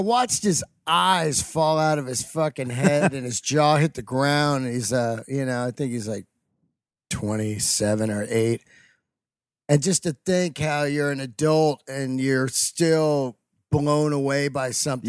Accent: the Bay Area, California, United States; also born or lived in Yosemite; I grew up in the Bay Area, ate barbecue in Oakland all my life at a place called Flint's. Off of Shattuck Street, I believe, 48th and Shattuck.

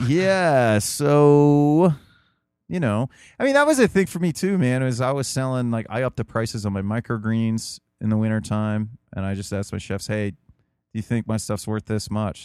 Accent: United States; as an American

